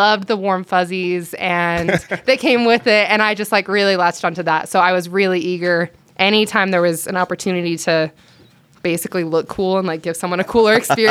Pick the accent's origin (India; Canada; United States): United States; Morgan, Utah; born or raised there